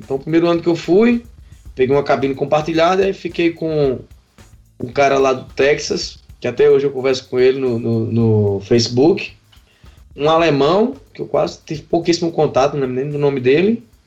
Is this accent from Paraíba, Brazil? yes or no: yes; Patos, Paraíba, Brazil; moved away as an adult; now in Campina Grande, Brazil; sou natural de Patos, né, vim para aqui para Campina Grande em 2007